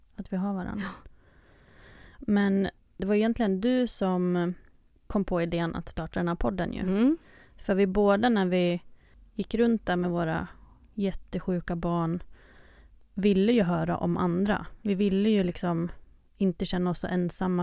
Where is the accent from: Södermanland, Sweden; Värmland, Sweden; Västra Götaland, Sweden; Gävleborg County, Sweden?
Gävleborg County, Sweden; Ockelbo; moved away as an adult; now in Stockholm, Sweden; jag kommer från Ockelbo som är en liten by i Gästrikland, nära Gävle men bor i Stockholm sedan fem år tillbaka